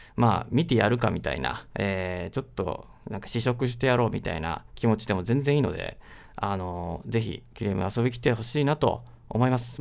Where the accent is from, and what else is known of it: Aichi, Japan; born or raised there